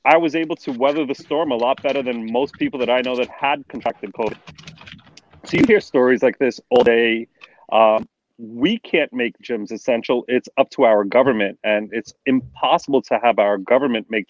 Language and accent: English; New York City, New York, United States; now in New Jersey, United States; I'm from born and raised in Brooklyn, but live in New Jersey